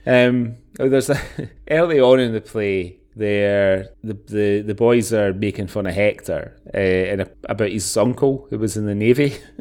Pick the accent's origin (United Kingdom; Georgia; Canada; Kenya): United Kingdom; Scotland; we're from Scotland